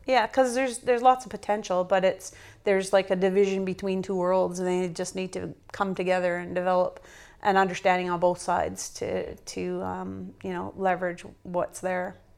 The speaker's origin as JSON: {"language": "English", "region": "northern Alberta", "country": "Canada", "tie": "born or raised there", "also_born_or_lived": "Northwest Territories", "moved": "as an adult", "said": "I'm Canadian-born in the northern part of Alberta"}